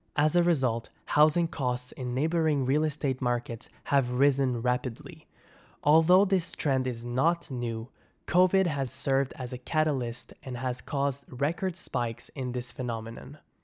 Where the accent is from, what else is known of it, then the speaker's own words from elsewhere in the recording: Trois-Rivières, Quebec, Canada; moved away as an adult; now in Toronto, Canada; I was born and raised in Trois-Rivières, a small town of about one hundred forty thousand people, located an hour from Montreal.